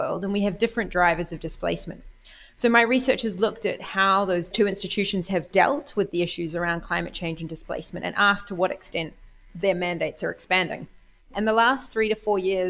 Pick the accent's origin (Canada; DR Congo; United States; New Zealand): New Zealand; moved away as an adult; also born or lived in Oxford, United Kingdom; now in Bologna, Italy; I come from New Zealand. I became particularly interested as a New Zealander